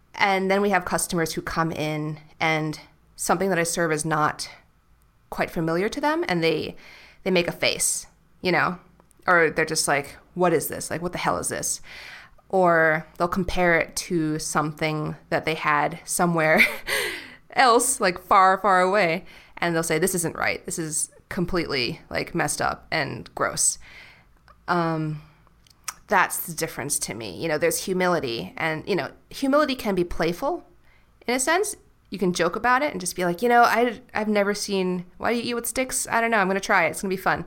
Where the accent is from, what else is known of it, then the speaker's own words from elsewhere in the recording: New York City, New York, United States; now in Puerto Vallarta, Mexico; I'll just say, like, New York City